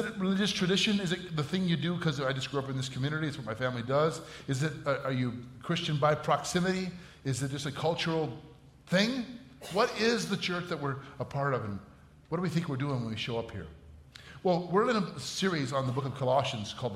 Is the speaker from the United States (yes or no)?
yes; Batavia, Illinois, United States; volunteering as a high school football coach in my hometown, Batavia